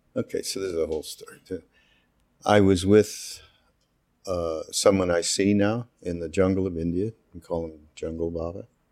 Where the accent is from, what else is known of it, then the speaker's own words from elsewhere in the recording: Montreal, Quebec, Canada; I'm from Montreal, as you know, from Quebec